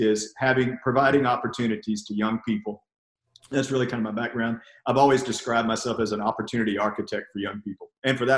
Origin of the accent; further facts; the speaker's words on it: College Station, Texas, United States; also born or lived in Bell County, Texas; I grew up in Brazos County, which is about 80 miles down the road, which is actually where Texas A&M University is